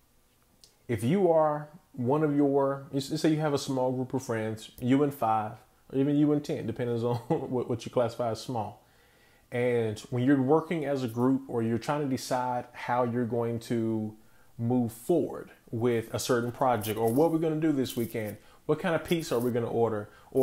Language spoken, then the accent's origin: English; Wilson, North Carolina, United States; I come from a city where BB&T first started, and BB&T in my hometown is known as being the employer